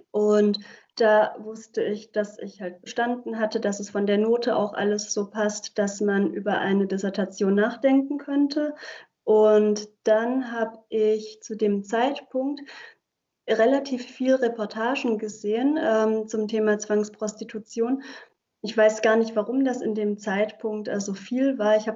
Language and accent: German; Germany; first language Hungarian; German is a second language; Und Ungarisch ist meine Muttersprache. Ich bin zwar in Deutschland äh, aufgewachsen und geboren auch, aber meine Familie kommt aus Ungarn.